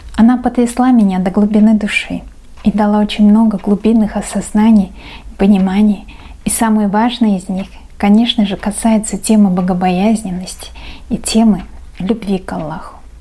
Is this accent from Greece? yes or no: no; Uzbekistan; я узбечка